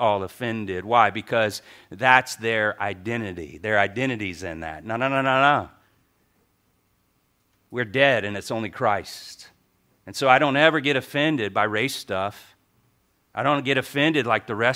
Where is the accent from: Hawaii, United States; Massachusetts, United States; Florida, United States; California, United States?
Hawaii, United States; I'm Hawaiian.